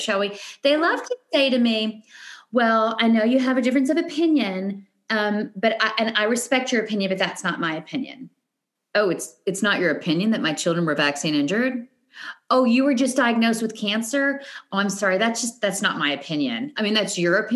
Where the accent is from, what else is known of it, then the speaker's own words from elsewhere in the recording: Murray, Kentucky, United States; also born or lived in California; now in Tennessee, United States; I grew up in Murray, Kentucky.